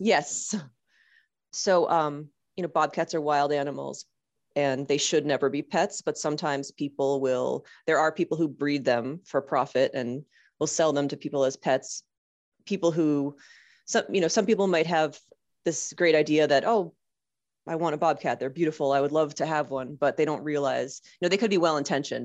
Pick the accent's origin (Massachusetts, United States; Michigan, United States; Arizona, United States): Massachusetts, United States; Boston; now in Rhode Island, United States; I'm in Rhode Island, but I'm from Boston